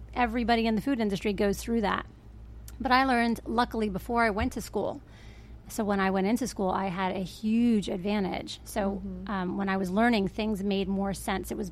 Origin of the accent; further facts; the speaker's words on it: Paterson, New Jersey, United States; now in Berks County, United States; I'm originally from New Jersey and Northern Jersey, Patterson